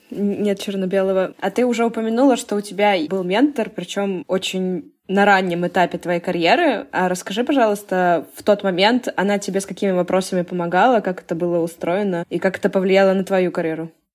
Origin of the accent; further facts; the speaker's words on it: Saint Petersburg, Russia; Я тоже из Питера